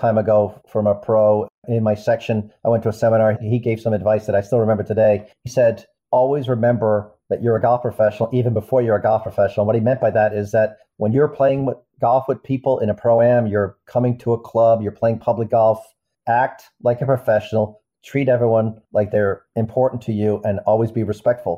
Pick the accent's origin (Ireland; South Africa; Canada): Ireland; moved away as an adult; now in United States; I was born in America, raised in Ireland